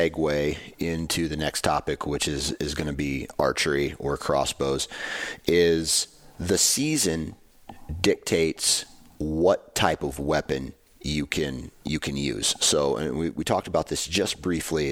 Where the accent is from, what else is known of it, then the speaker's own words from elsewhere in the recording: Midwest, United States; I'm from the Midwest